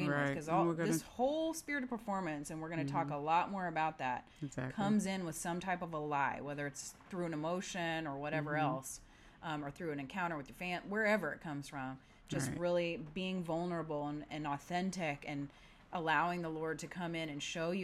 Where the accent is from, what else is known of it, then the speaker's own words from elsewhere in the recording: Midwest, United States; now in San Diego, United States; I grew up in the Midwest